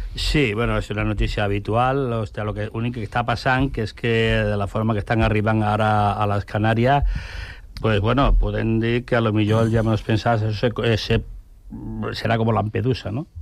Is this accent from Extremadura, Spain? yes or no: yes; Extremadura, Spain; moved away as an adult; now in Catalonia, Spain; jo he nascut en Extremadura, eh, i nosaltres, eh, jo vaig vindre aquí a, a l'any 66 a Catalunya